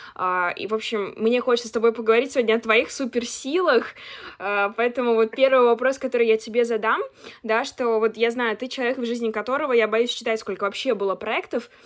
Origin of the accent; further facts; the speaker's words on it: Chelyabinsk, Chelyabinsk Oblast, Russia; moved away as an adult; now in Moscow, Russia; Я из Челябинска, но уже год живу и учусь в Москве на журналистике в Вышке